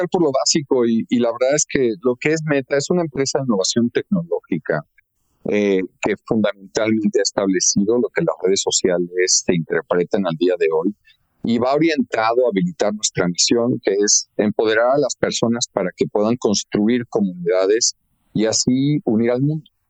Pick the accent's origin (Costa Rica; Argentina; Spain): Argentina; now in Mexico; la primera de ellas es que nací en nuestro país, en México, eh, pero mis primeros ocho o nueve años los viví, me formé y me eduqué en Argentina.